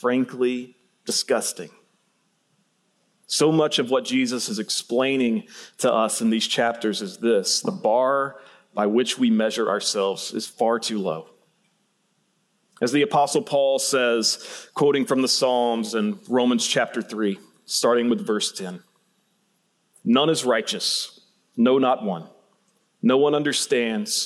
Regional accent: Central Georgia, United States; moved away; I grew up in Central Georgia

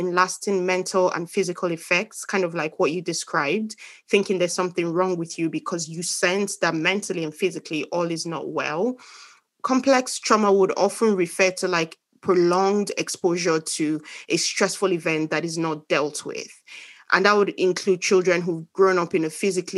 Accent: eastern Nigeria, Nigeria; we're from the same place

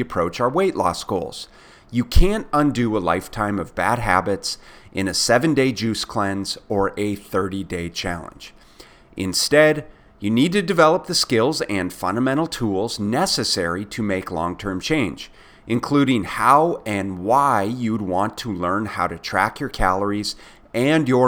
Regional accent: Minneapolis, Minnesota, United States; I was growing up in Minneapolis

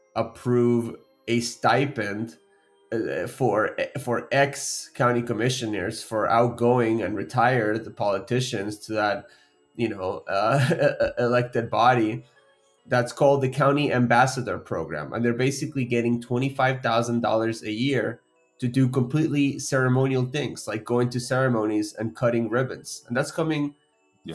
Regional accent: Florida, United States; also born or lived in Argentina; I first came to Florida back in 2001. I mean, I was a child

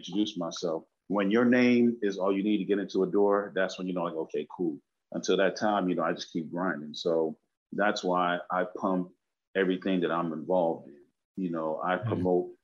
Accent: Los Angeles, California, United States; also born or lived in Bronx, New York / Brooklyn, New York / Belize; even though I was raised up out here, went to school out here

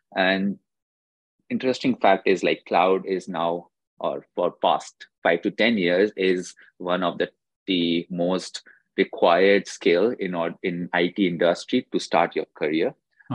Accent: India; moved away as an adult; I did my undergrad degree uh, from India itself

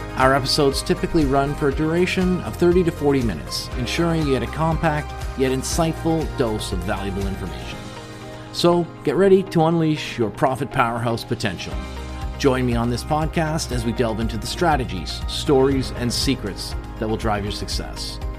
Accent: Canada; being Canadian

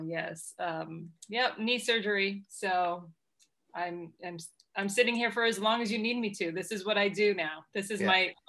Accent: Massachusetts, United States; No, I grew up here. I was born just outside of Boston.

